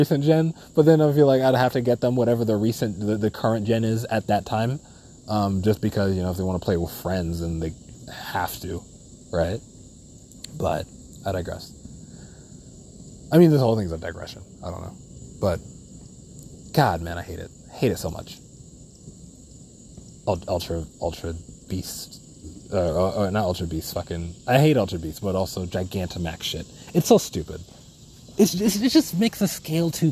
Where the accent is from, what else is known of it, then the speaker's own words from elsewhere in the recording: New York City, New York, United States; Definitely a Brooklynite, born, raised